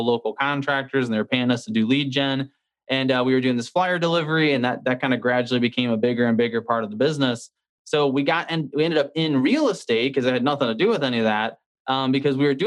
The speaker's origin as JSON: {"language": "English", "town": "St. Louis", "region": "Missouri", "country": "United States", "tie": "born or raised there", "said": "born and raised in St. Louis, Missouri."}